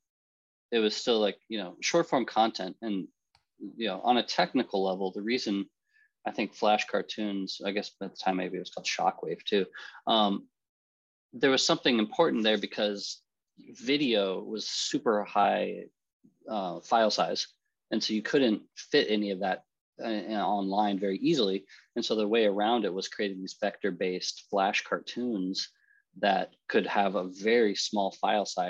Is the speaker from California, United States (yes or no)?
no; Omaha, Nebraska, United States; moved away; also born or lived in Philadelphia / New York City; I grew up in Omaha, Nebraska